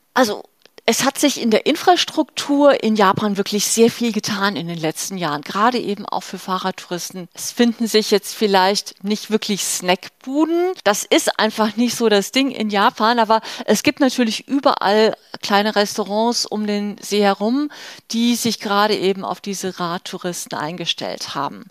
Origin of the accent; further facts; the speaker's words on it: Germany; bei uns in Deutschland